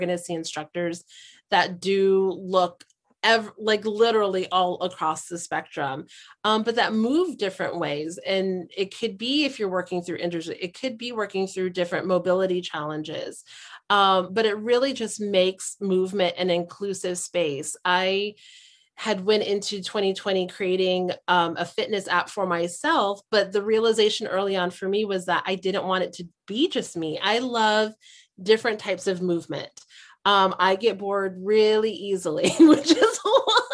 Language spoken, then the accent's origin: English; Hawaii, United States; I'm from Hawaii